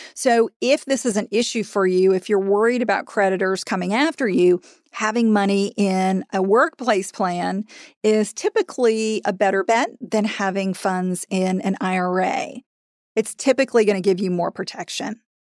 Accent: Florida, United States; in Florida, which is my home state

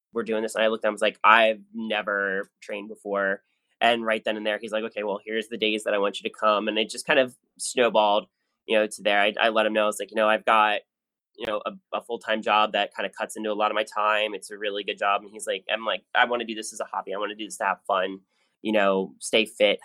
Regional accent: New Jersey, United States; I grew up in South Jersey

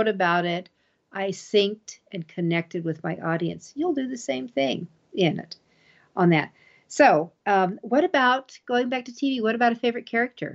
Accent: Colorado, United States; my home state's Colorado.

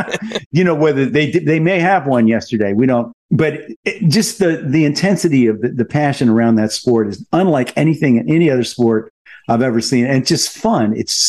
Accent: United States; We're Americans.

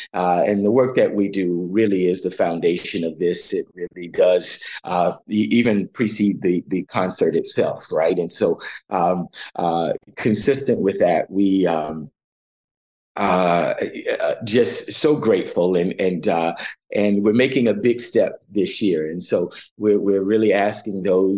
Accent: Dunedin, Florida, United States; moved away as an adult; now in Toronto, Canada; I grew up in Florida, in Dunedin, where the Blue Jays train.

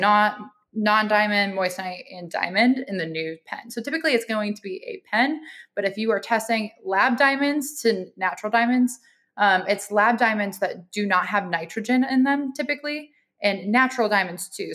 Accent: Minneapolis, Minnesota, United States; I'm originally a Midwest girl. I'm from Minneapolis, Minnesota

